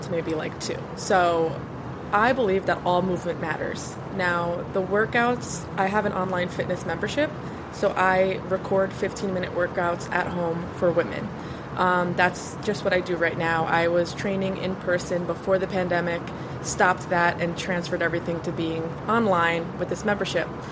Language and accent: English; New Jersey, United States; now in Florida, United States; I live in Florida now, but I, I'm from Jersey